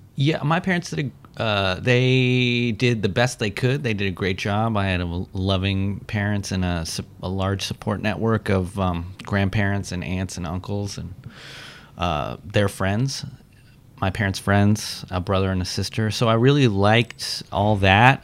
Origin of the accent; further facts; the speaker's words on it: Washington, District of Columbia, United States; moved away as an adult; also born or lived in Oakland, California; they moved to Washington, D.C., where I was raised. I lived in Washington, D.C. until I went to college